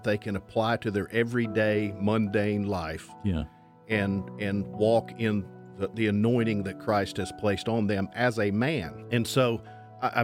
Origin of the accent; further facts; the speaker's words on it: Temple, Georgia, United States; also born or lived in Bremen, Georgia; Grew up in Temple, Georgia, just a little ways down